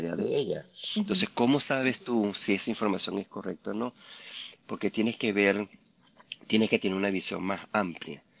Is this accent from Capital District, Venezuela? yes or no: yes; Caracas, Capital District, Venezuela; now in Utah, United States; Yo, yo nací en Caracas